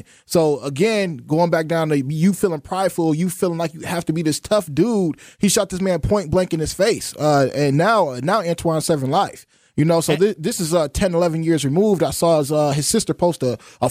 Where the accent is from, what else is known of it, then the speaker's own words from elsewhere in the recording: Racine, Wisconsin, United States; I come from Racine, Wisconsin. I grew up on the north side